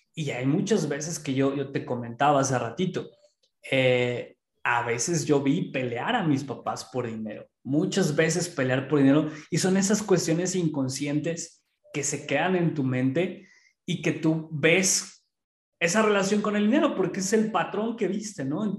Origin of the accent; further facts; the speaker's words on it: Pachuca, Hidalgo, Mexico; aquí en Pachuca, que es de donde yo soy